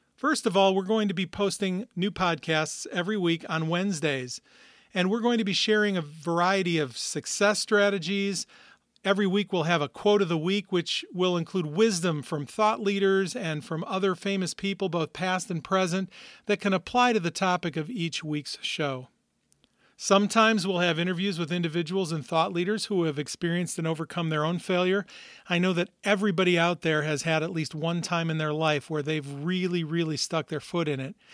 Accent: Northwest Indiana, United States; also born or lived in Minnesota; I've actually lived most, most of my life in Northwest Indiana, right outside Chicago

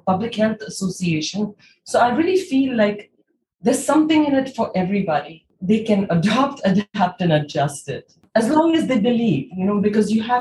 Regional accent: India; as somebody who was born and brought up in India

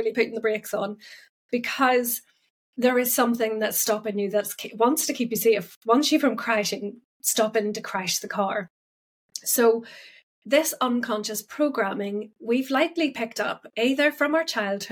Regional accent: Northern Ireland, United Kingdom; I'm actually Northern Irish.

